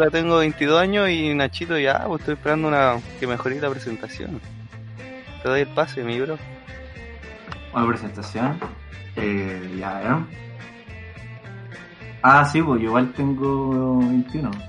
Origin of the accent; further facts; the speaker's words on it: Arica, Arica y Parinacota, Chile; also born or lived in Antofagasta; yo soy de Arica, ya, pero estudio en Antofagasta.